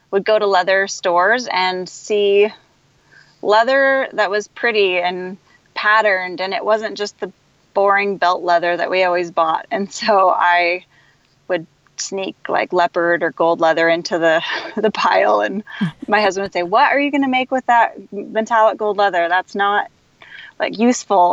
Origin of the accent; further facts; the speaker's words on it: Kansas City, Missouri, United States; I grew up in Kansas City.